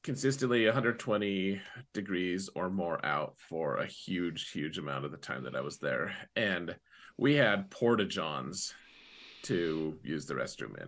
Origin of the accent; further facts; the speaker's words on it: United States; most, most of us Americans